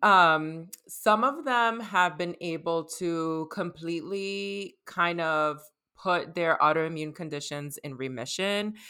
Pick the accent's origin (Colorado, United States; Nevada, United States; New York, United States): New York, United States; New York City; I was raised in New York, I'm from the Bronx, and I'm Dominicana